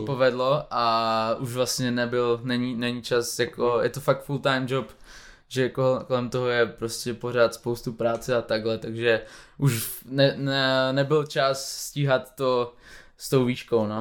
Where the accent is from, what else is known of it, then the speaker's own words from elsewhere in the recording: Moravia, Czechia; když jsme z Moravy, tak eh, my jsme furt na cestě, pendlujeme pořád mezi Prahou a Ostravou